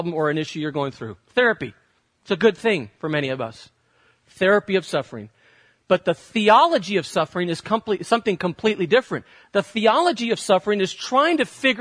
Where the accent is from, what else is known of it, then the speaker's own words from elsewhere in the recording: United States; As Americans